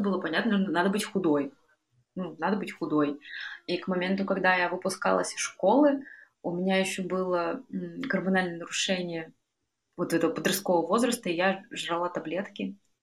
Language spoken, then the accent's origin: Russian; Urals, Russia; в моем родном городе, где я лечилась э, на Урале